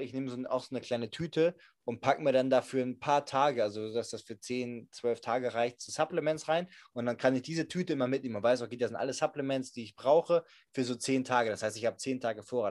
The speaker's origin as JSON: {"language": "German", "country": "Germany", "said": "ich bin aus Deutschland"}